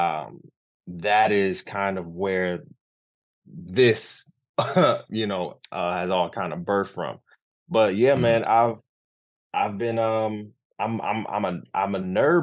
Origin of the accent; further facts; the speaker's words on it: Detroit, Michigan, United States; moved away as an adult; also born or lived in Altamonte Springs, Florida / Grand Rapids, Michigan; now in Bronx, New York, United States; we moved back to Detroit, where my mom is originally from, born and raised